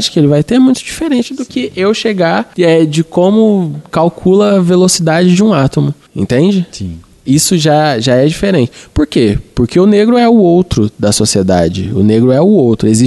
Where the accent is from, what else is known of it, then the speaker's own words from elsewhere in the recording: São Paulo, Brazil; temos uma origem social muito parecida. Eu sou do Capão, você é ali de perto do Grajaú.